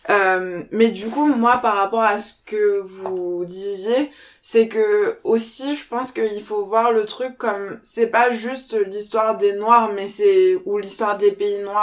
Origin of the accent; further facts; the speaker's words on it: France; j'ai grandi, enfin je suis née et j'ai grandi en France métropolitaine.